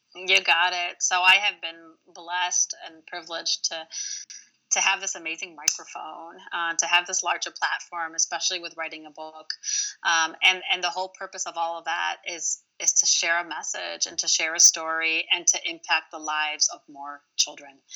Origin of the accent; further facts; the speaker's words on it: Royal Oak, Michigan, United States; first language Arabic; English is a second language; the place I grew up here in Michigan, Royal Oak